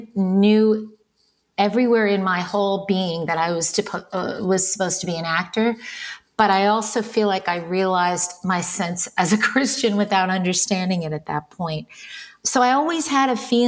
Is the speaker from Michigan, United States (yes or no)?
no; New York City, New York, United States; I was born in New York City, born to Olympia